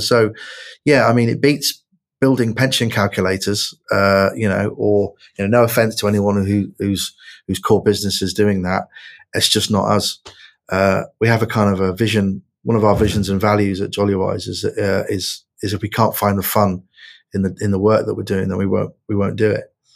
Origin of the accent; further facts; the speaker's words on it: Plymouth, South West England, United Kingdom; I grew up in Plymouth uh, as a young lad.